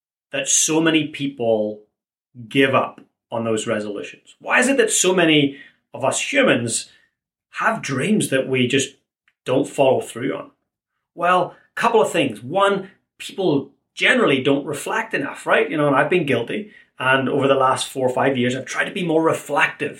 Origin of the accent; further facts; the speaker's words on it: Ireland; Being an Irishman